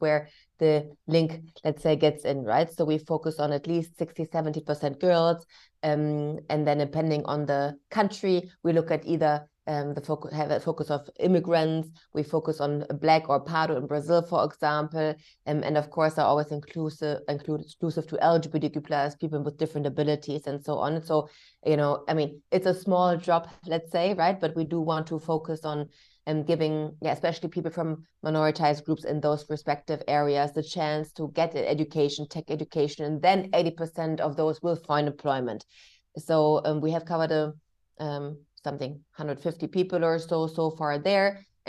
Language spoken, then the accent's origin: English; Germany; English is a second language; And about myself, I was born and raised in Germany. However, I'm mixed race. My father was Indonesian Chinese.